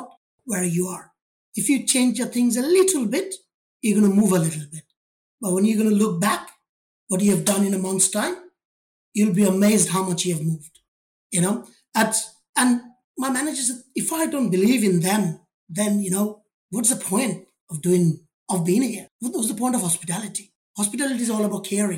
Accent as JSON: {"language": "English", "country": "India", "tie": "born or raised there", "moved": "as an adult", "lives_now": "United Kingdom", "said": "I was born in India, grew up in a family"}